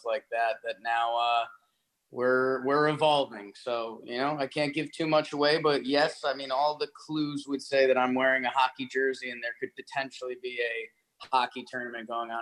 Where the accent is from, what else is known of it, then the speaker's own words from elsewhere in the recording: Connecticut, United States; I grew up in Connecticut, so half of my buddies are Red Sox fans.